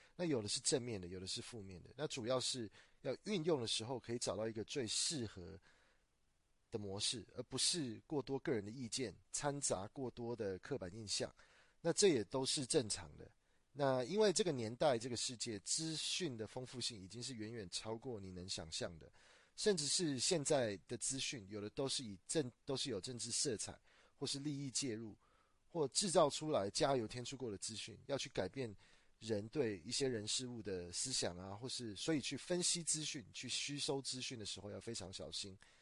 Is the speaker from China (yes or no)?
no; Taiwan; 我是土生土长的台湾人